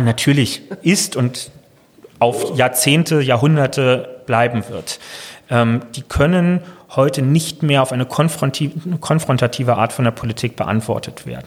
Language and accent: German; Berlin, Germany; als Berliner